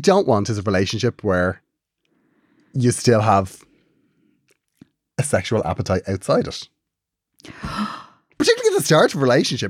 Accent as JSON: {"language": "English", "country": "Ireland", "said": "we're Irish, Catholic, repressed."}